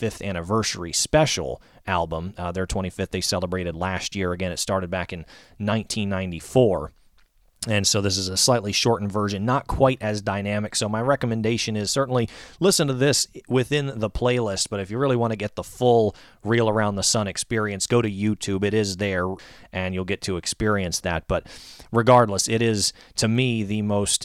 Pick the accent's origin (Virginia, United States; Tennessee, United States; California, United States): Virginia, United States; Northern; moved away as an adult; also born or lived in Bowling Green, Kentucky; here in the Northern Virginia area, my hometown